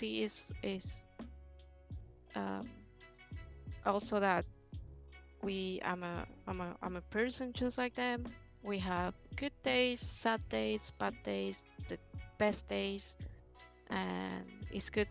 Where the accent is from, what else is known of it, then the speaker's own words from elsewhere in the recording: Argentina; I'm from Argentina.